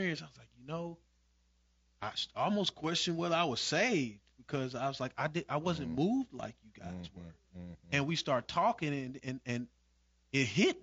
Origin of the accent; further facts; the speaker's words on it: Evansville, Indiana, United States; I grew up Southside, Evansville, Indiana